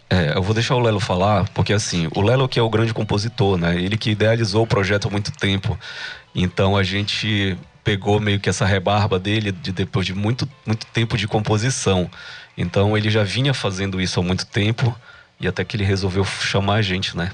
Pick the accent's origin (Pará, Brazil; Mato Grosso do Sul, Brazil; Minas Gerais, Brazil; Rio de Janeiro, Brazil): Pará, Brazil; accent: paraense; nosso sotaque ele é paraense